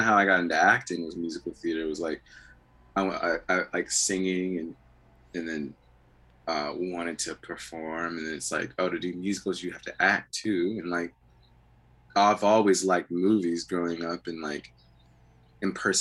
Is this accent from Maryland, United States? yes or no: yes; Prince George's County, Maryland, United States; also born or lived in Atlanta, Georgia / Montgomery County, Maryland / Washington, D.C.; Back where I'm from in Maryland, like, well, I'm from Prince George's County, D.C., and then we moved to Atlanta for 6-7 years. But when we moved back for, like, high school, was Montgomery County.